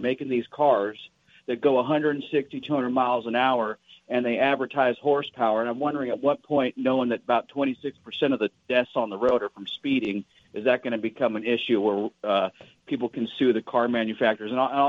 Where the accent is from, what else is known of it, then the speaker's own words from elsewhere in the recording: Stockton, California, United States; I'm from Stockton